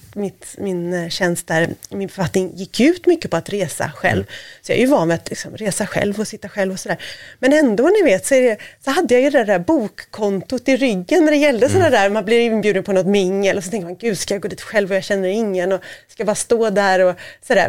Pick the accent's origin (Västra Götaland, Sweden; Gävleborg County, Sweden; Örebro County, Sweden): Västra Götaland, Sweden; Gothenburg; now in Stockholm, Sweden; jag är göteborgare